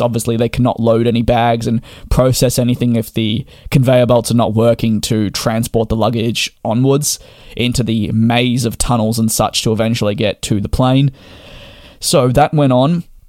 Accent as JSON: {"language": "English", "country": "Australia", "said": "me being Australian"}